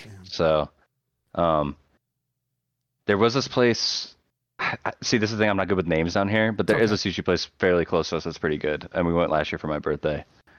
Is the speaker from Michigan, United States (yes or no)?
yes; Battle Creek, Michigan, United States; I guess it would be the casino, the fucking casino that's not even in Battle Creek.